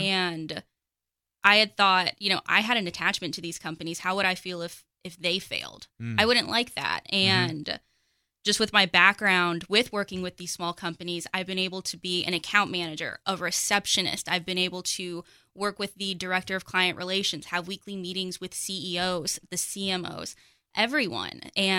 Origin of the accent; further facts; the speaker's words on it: Pottsboro, Texas, United States; also born or lived in Las Vegas; So I am from Pottsboro. I spent about 15 years in the big city of Las Vegas before I moved out to Texas